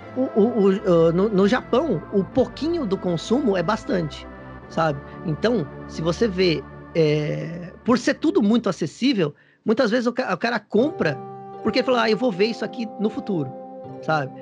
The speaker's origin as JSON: {"language": "Portuguese", "country": "Brazil", "moved": "yes", "lives_now": "Japan", "said": "eu sou brasileiro"}